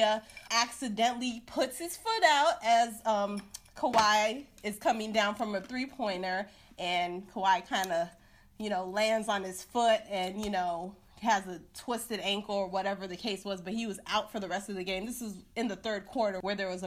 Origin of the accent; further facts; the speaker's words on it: Chicago, Illinois, United States; I'm from Chicago